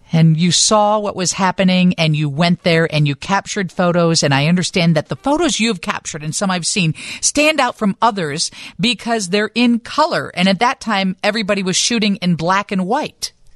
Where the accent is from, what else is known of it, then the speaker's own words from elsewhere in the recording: Chicago, Illinois, United States; being a Chicagoan